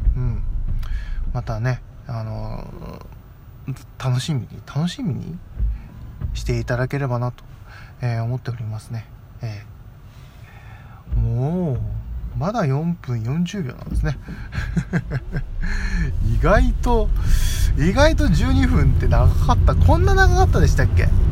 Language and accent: Japanese; Fukui, Japan; 今、地元に帰ってきてて、で、僕の、まあ、住んでる実家に今帰ってきてる